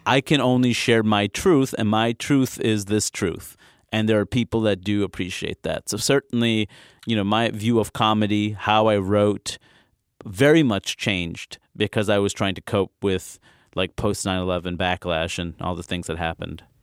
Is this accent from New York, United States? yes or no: yes; New York City, New York, United States; also born or lived in Maine; I was born and raised in Queens.